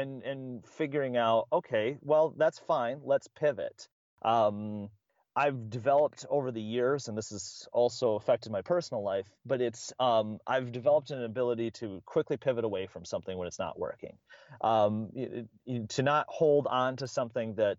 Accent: Midwest, United States; I'm from the Midwest

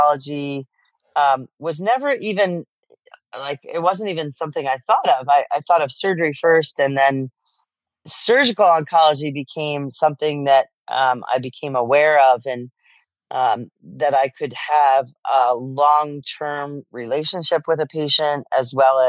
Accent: New Jersey, United States; I grew up in New Jersey. I'm an immigrant child. My parents are from Poland

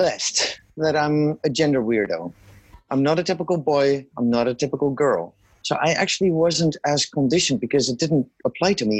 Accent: Netherlands; moved away as an adult; also born or lived in Kenya / Afghanistan; I was raised, born and raised in the Netherlands.

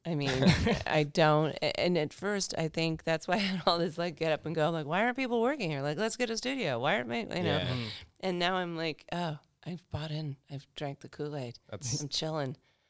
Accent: Arizona, United States; now in Perth, Australia; but I grew up in Arizona, which is similar. In climate to Perth

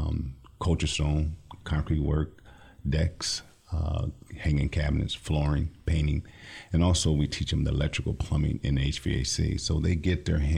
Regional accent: Lansing, Michigan, United States; I'm from the Lansing area, born and raised

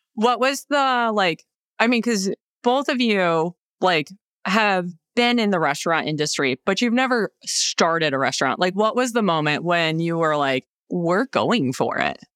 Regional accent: upstate New York, United States; moved away; I grew up in a small town in upstate New York

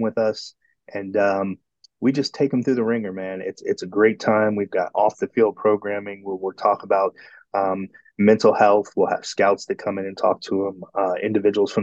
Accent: Midwest, United States; also born or lived in Houston; I grew up in the Midwest and played on all-star teams and travel teams

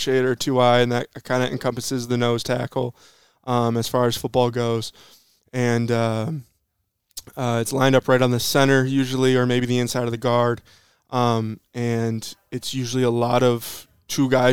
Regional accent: Saginaw, Michigan, United States; I'm from Michigan. I went to high school over in Saginaw

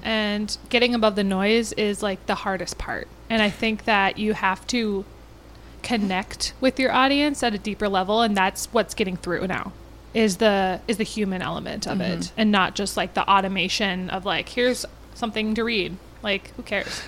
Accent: Minnetonka, Minnesota, United States; I grew up in Minnetonka

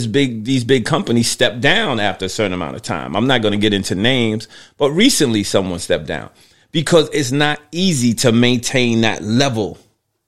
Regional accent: New York City, New York, United States; I grew up in New York City

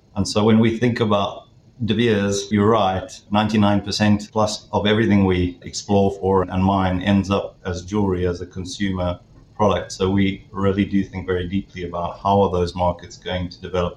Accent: South Africa; moved away as an adult; now in London, United Kingdom; I'm based now in London, the UK, but from my accent, you might understand that I originate from South Africa. So I grew up in South Africa

